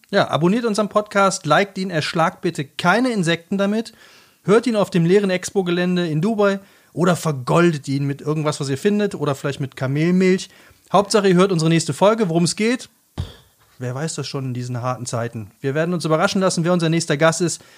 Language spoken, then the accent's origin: German; Black Forest, near Rottweil, Baden-Württemberg, Germany; hier bei uns im Schwarzwald, äh, in, in der Nähe von Rottweil